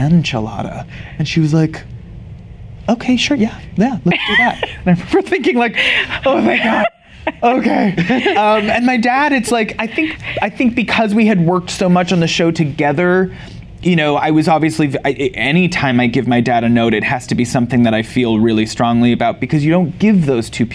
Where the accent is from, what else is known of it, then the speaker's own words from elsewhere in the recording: Canada; I grew up in Canada